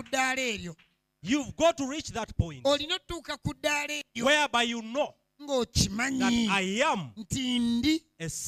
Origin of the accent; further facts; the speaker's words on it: Soroti, Eastern Region, Uganda; I come from Soroti. Soroti. I am just here in Kampala. I have just come.